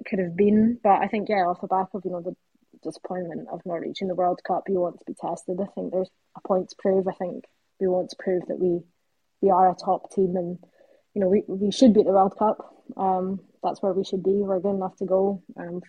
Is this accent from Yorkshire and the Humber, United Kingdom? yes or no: no; Brechin, Scotland, United Kingdom; I'm from Brecon